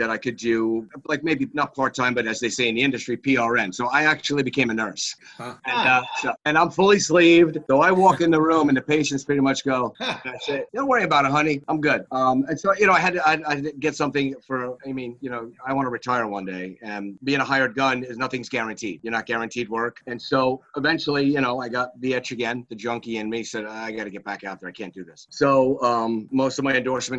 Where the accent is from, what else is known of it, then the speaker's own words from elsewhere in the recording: Wantagh, New York, United States; I grew up in Wantagh